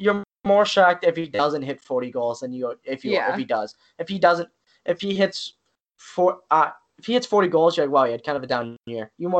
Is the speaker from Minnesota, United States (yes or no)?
yes; Minnesota, United States; we're from Minnesota.